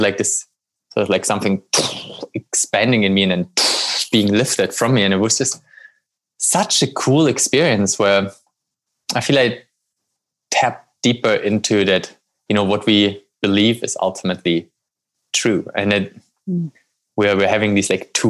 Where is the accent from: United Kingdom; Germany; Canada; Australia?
Germany; moved away; I grew up in Germany